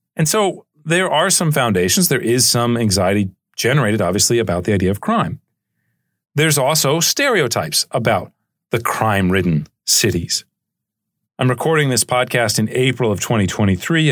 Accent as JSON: {"language": "English", "town": "Charleston", "region": "South Carolina", "country": "United States", "tie": "born or raised there", "said": "the city of Charleston, where I grew up in South Carolina"}